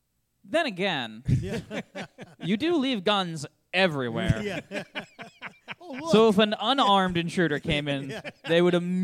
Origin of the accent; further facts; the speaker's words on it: New Hampshire, United States; growing up in New Hampshire